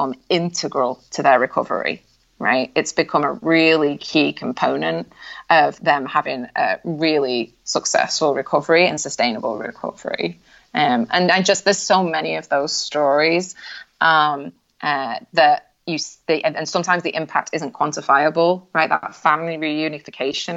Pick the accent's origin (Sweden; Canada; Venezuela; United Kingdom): United Kingdom; I'm British at heart, so like we're pretty reserved anyway